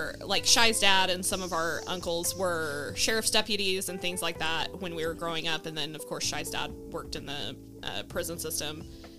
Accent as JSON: {"language": "English", "region": "Oklahoma", "country": "United States", "tie": "born or raised there"}